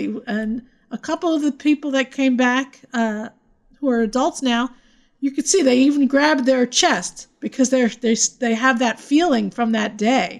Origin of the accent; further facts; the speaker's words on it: United States; we're from Jersey and New York